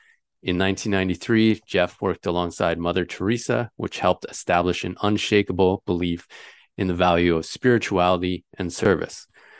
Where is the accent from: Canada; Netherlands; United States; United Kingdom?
Canada; Calgary, Alberta; moved away as an adult; now in Vancouver Island, Canada; I grew up in Calgary, the big city, over a million people. And then coming out here, I'm now on Vancouver Island.